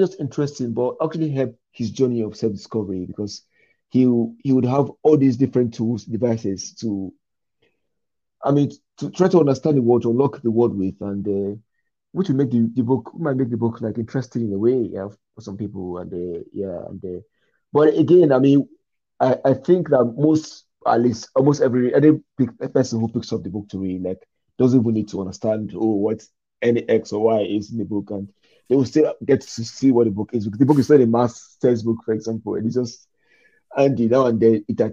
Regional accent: Nigeria; me as a Nigerian

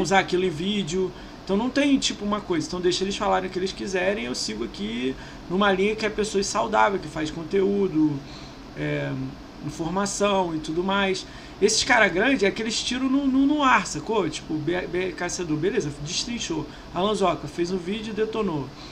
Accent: Brazil; a gente é brasileiro

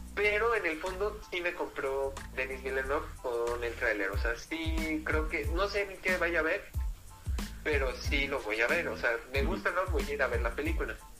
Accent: Mexico; nosotros somos mexicanos

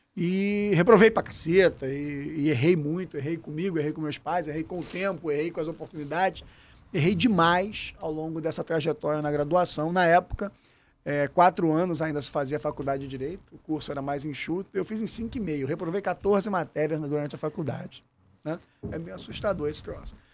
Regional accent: Rio de Janeiro, Brazil; accent: carioca; also born or lived in São Lourenço, Minas Gerais; tem um baita sotaque carioquês aqui, mas sou natural de São Lourenço, Minas Gerais, sul de Minas. E, na verdade, nasci lá com meus pais já morando aqui no Rio de Janeiro

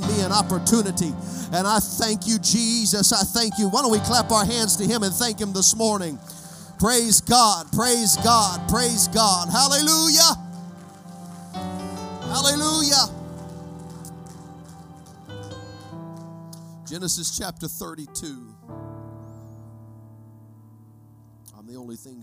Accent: United States; I'm an American

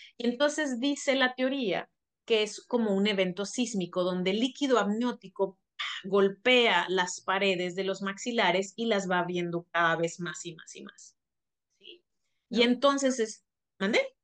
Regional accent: Mexico; also born or lived in Monterrey, Nuevo León; somos mexicanos

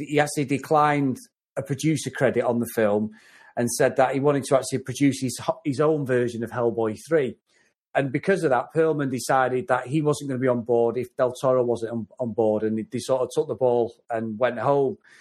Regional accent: Lancashire, North West England, United Kingdom; I'm from Lancashire

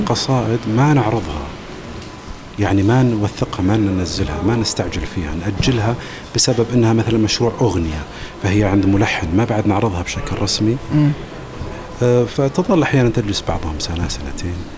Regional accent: Saudi Arabia; حنا السعوديين

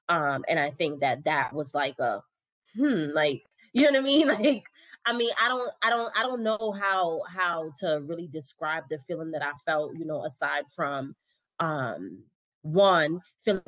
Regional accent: New York, United States; now in Loudoun County, United States; growing up in New York

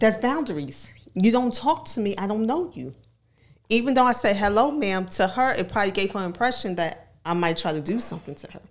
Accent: New York City, New York, United States; now in Virginia, United States; I'm from New York, from Harlem specifically.

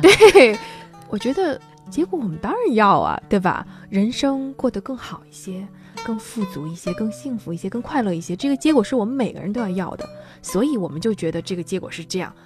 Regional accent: Yangzhou, Jiangsu, China; 我们扬州人叫青蒜

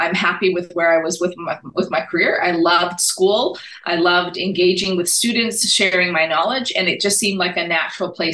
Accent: British Columbia, Canada; also born or lived in Lexington, Kentucky, United States; I'm coming in as a Canadian

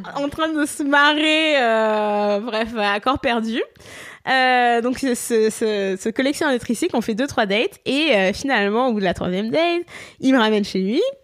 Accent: Poitou-Charentes, Nouvelle-Aquitaine, France; moved away as an adult; now in Montreal, Canada; moi je suis française de Poitou-Charentes

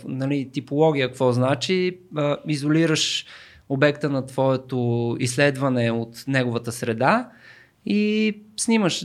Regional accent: Sofia, Sofia City, Bulgaria; аз съм израснал в Люлин

